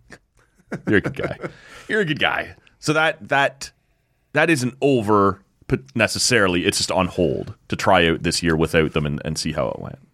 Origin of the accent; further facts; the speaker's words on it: Oshawa, Ontario, Canada; moved away; I grew up in Oshawa, right?